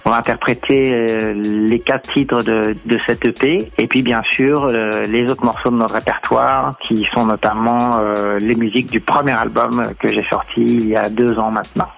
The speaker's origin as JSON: {"language": "French", "town": "Paris", "region": "Île-de-France", "country": "France", "also_born_or_lived": "Colombia", "said": "on est parisien, on est franco-latino. Moi, je suis franco-colombien"}